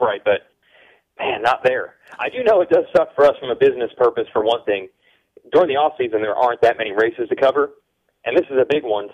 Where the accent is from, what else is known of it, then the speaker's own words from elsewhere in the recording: United States; I'm from the United States